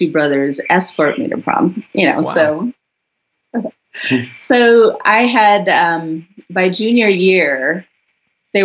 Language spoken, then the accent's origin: English; United States; also born or lived in South India; I came to the US with my family when I was 5 years old